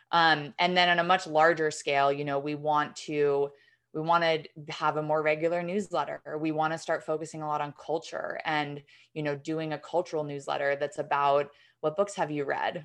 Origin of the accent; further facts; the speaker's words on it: New York, United States; I'm from New York